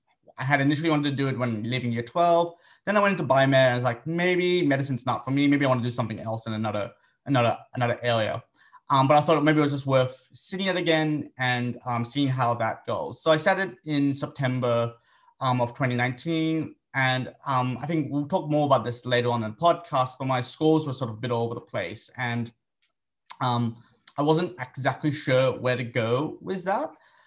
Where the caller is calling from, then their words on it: Sydney, New South Wales, Australia; I'm calling in from Gadigal country in the Eora Nation.